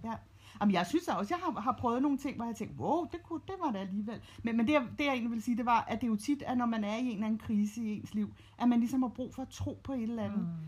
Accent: Copenhagen, Capital Region of Denmark, Denmark; jeg er født og opvokset i København, og det er ligesom der, jeg trives bedst

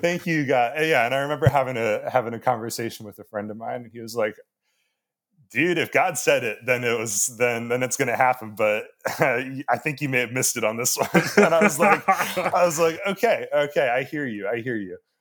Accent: Annapolis, Maryland, United States; I'm from Annapolis

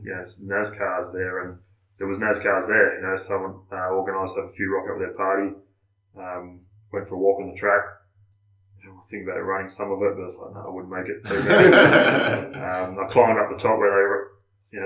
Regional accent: Australia

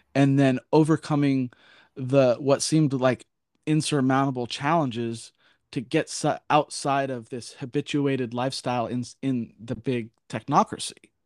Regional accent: La Cañada Flintridge, California, United States; I was born in La Cunada.

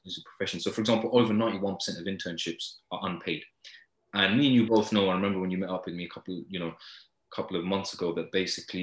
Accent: Luton, East of England, United Kingdom; growing up in Luton, where more than 4 in 10 children live in poverty

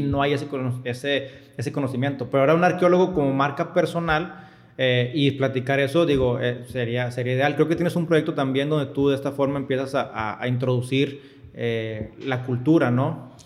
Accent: Monterrey, Nuevo León, Mexico; yo estoy de Monterrey

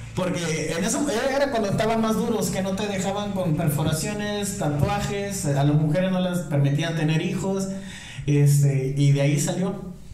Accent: Nuevo Laredo, Tamaulipas, Mexico; moved away as an adult; Soy originario de Nuevo Laredo, yo llegué aquí a los a los 18

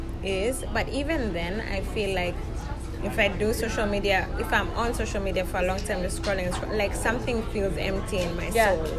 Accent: Nairobi, Kenya; moved away as an adult; now in United States; So I'm from Nairobi, Kenya, and I have 3 boys, and I'm married. And when I moved to America

